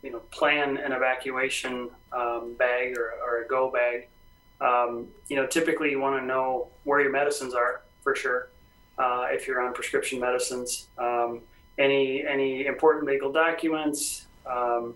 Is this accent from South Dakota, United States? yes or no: yes; Custer, South Dakota, United States; also born or lived in Spearfish, South Dakota / Rapid City, South Dakota; I grew up in Custer, South Dakota